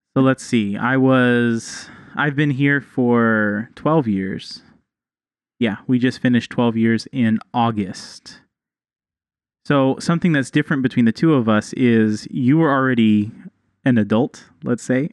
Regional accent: Texas, United States; now in Mexico; I'm from Texas

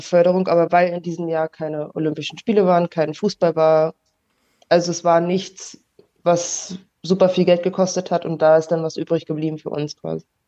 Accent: Berlin, Germany; now in Kaiserslautern, Germany; ich wohne jetzt aktuell in Kaiserslautern, aber ich komme eigentlich aus Berlin und spiele auch noch für Berlin

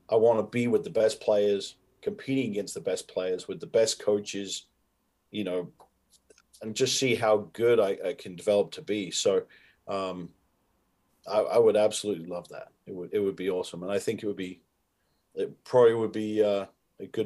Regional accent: United Kingdom; I think I am aware of like, hey, I'm a Brit doing this, but I don't approach myself as like, okay, what has a Brit never done before?

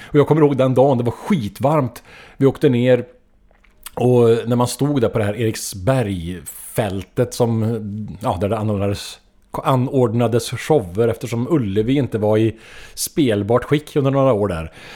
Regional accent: Trollhättan, Västra Götaland, Sweden; min hemstad Trollhättan

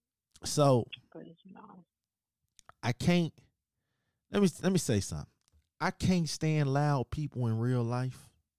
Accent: Chicago, Illinois, United States; yes, I'm from Chicago. I'm in Chicago right now as we speak.

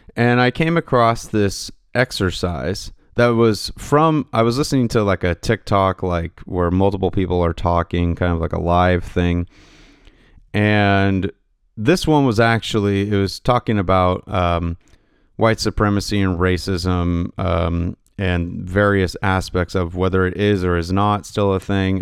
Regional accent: Pacific Northwest, United States; I'm from the Pacific Northwest

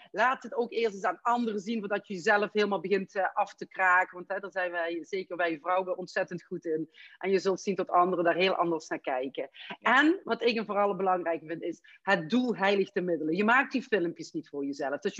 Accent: Amsterdam, North Holland, Netherlands; je hoort dat ik uit Amsterdam kom, dus hè, voor, voor mij was dat ook in het begin eh, heel, heel

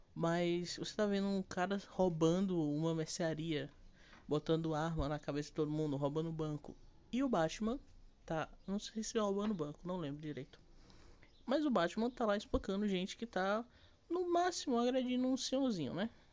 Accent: Brazil; E mesmo eu que sei espanhol e que sou brasileiro

